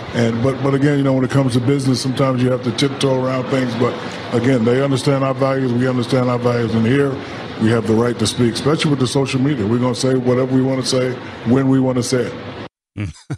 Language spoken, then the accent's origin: English; United States; We as American people